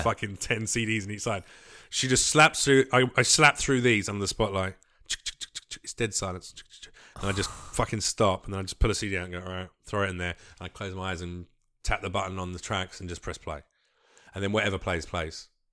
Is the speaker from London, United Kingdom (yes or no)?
yes; London, United Kingdom; moved away as an adult; now in United States; I grew up in East London